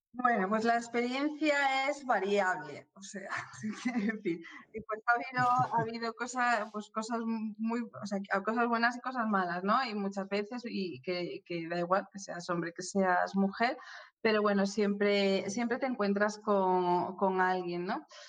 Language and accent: Spanish; Oviedo, Asturias, Spain; moved away as an adult; also born or lived in Madrid; Yo nací en Oviedo, sí, sí, me crié en Oviedo, estudié en Oviedo y, hasta los 18 años